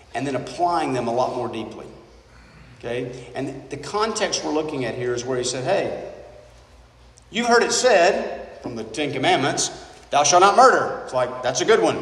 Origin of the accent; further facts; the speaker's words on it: United States; being an American.